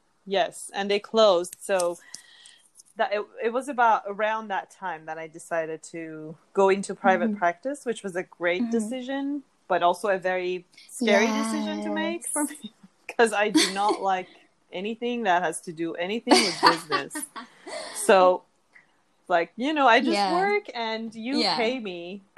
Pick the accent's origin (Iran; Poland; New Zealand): Iran; moved away; I'm originally from Iran, and the Persian people, who are the same as Iranian people, we really grow up with a very mindful food culture